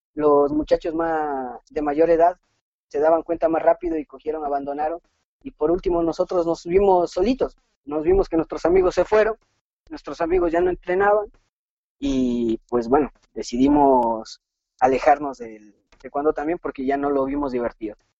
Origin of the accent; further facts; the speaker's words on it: Ibarra, Imbabura, Ecuador; Llegamos a la ciudad de Ibarra, donde resido